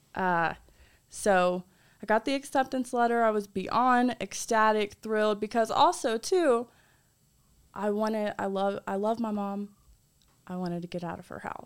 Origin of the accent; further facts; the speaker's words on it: North Carolina, United States; I'm from North Carolina